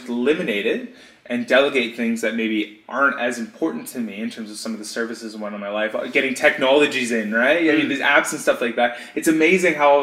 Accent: Canada; now in Australia; I'm Canadian, moved to Australia

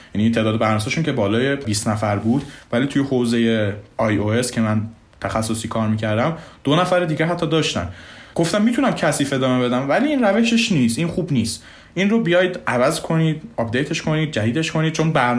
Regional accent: Mashhad, Razavi Khorasan, Iran; moved away as an adult; also born or lived in Hungary / Italy / Austria; ما ایرانی ها

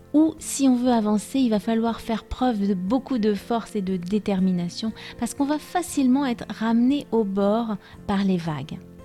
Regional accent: France; je suis française

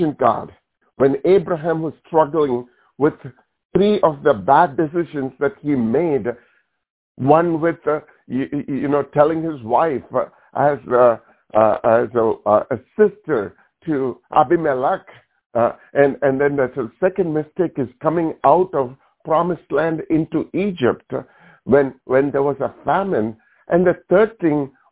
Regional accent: India; moved away; when I grew up in India, this is in our culture.

